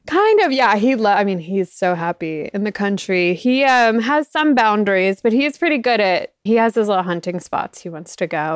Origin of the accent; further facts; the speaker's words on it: South Florida, United States; moved away; I grew up in South Florida